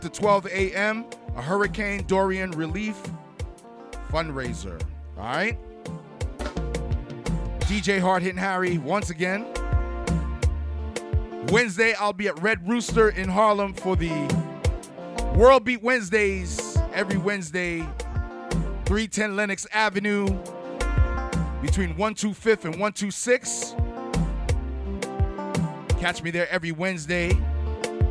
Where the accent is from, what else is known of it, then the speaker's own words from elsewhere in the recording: Haiti; I'm from Haiti